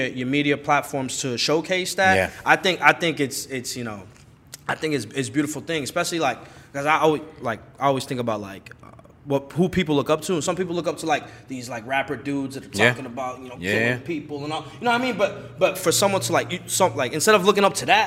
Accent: Chelsea, Massachusetts, United States; I grew up in Chelsea, Mass my whole life.

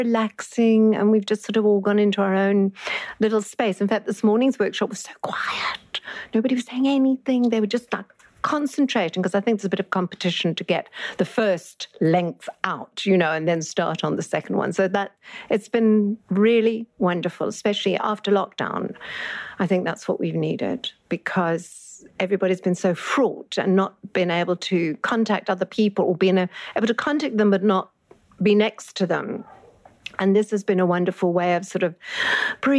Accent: Bloubergstrand, Western Cape, South Africa; I come from Bloberg

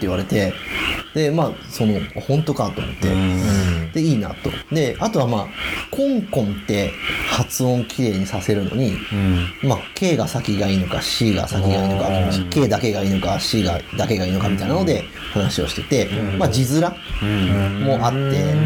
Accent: Hida, Gifu, Japan; 僕は飛騨市になるので出身が

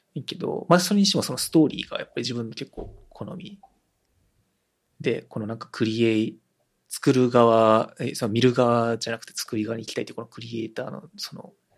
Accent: Japan; first language Japanese; 日本語がネイティブで、てか日本で生まれ育ってよかったなって思える

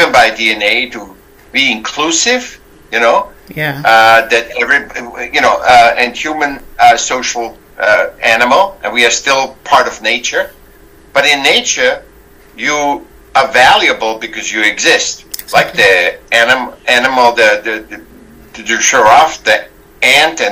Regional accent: Vienna, Austria; I was born in Vienna, Austria

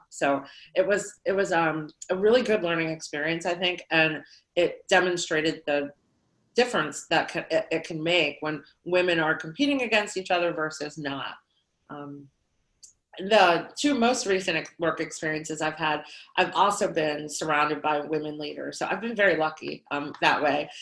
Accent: Lehigh Valley, Pennsylvania, United States; I grew up here in the Lehigh Valley, um, and I've lived, stayed in the Lehigh Valley my entire life

